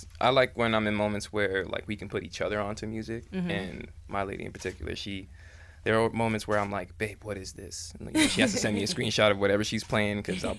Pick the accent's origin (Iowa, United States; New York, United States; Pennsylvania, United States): New York, United States; also born or lived in Long Island; I'm from New York. Been here all my life. I want to say I spent 9 years in Long Island